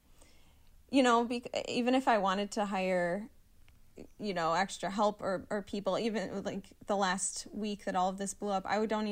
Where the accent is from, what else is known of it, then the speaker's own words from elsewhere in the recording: southeast Wisconsin, United States; moved away as an adult; now in Michigan, United States; I'm from, like, southeast Wisconsin